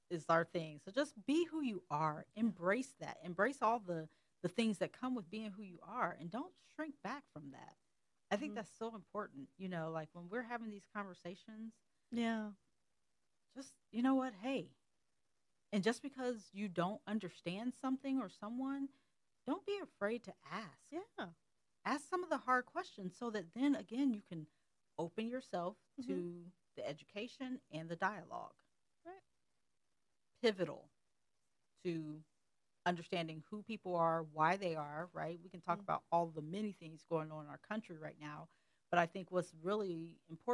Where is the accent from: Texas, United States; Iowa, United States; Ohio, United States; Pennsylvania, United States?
Ohio, United States; Columbus; I grew up in the Columbus, Metro Columbus area